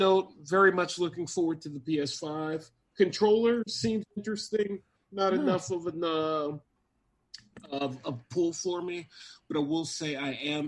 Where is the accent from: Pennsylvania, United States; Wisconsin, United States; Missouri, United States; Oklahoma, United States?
Wisconsin, United States; I'm from Wisconsin